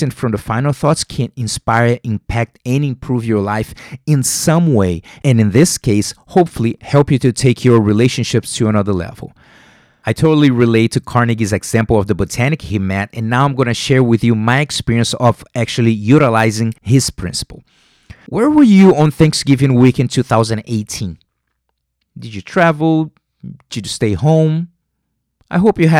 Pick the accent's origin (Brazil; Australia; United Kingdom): Brazil; Rio de Janeiro; English is a second language; moved away; I'm from Rio de Janeiro, Brazil